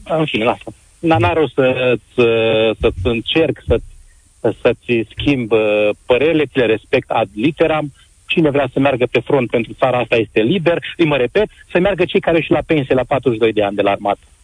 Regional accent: Romania; ca și român

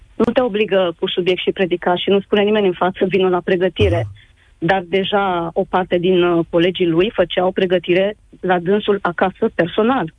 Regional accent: Romania; moved away as an adult; now in Italy; suntem plecați din România de un an și jumătate

